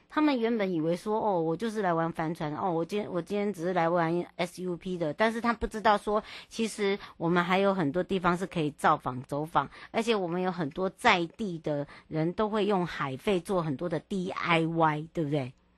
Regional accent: Hualien-Taitung, eastern Taiwan, Taiwan; 回到我的故乡华东了

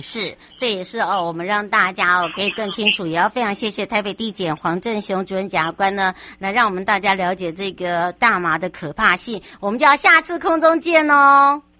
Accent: United States; now in Taiwan; 像我从小是在美国长大

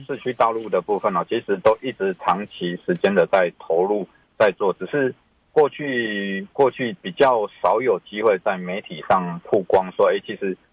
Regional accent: Zuozhen, Tainan, Taiwan; 我来自偏乡嘛，我大概是，我， 我的家乡是台南市左镇，哦。那大， 大概是全台湾第二少人口的人，嗯。而且其实老化非常非常快的， 的地方嘛

